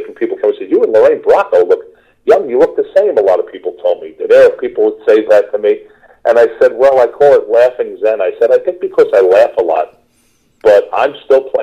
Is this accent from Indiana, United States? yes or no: no; New York City, New York, United States; accent: New York; moved away; I'm from Queens